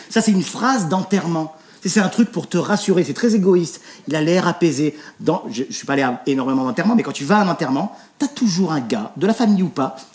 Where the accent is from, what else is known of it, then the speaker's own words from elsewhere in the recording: Nice, Provence-Alpes-Côte d'Azur, France; Moi je viens de Nice